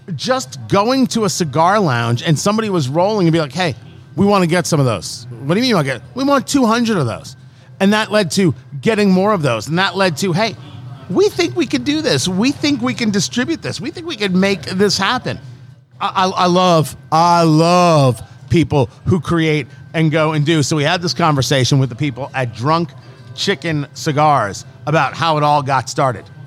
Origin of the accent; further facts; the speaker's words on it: New Jersey, United States; moved away; I grew up in Jersey, but I didn't live there when Superstorm Sandy hit